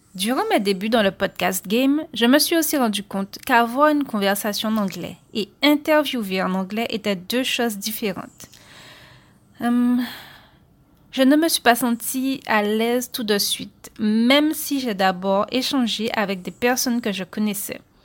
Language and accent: French; Guadeloupe; je suis originaire de l'archipel de la Guadeloupe